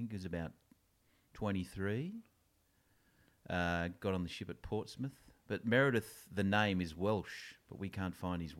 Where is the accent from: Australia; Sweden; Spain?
Australia; Sydney, New South Wales; also born or lived in Petersham; I grew up in Yagoona, born in Bankstown Hospital.